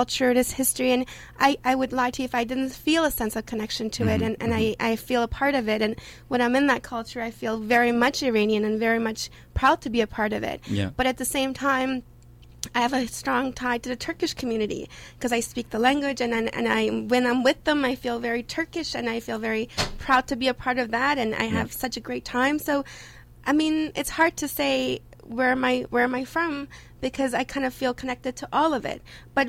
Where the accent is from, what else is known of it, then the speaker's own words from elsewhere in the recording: Toronto, Ontario, Canada; also born or lived in Iran / Turkey; now in Halifax, Canada; I was born in Iran. When I was 2, I left and went to Turkey, and then when I was 10, I came to Canada. And up to a few years ago, I pretty much did see myself mostly just Canadian, because I grew up here.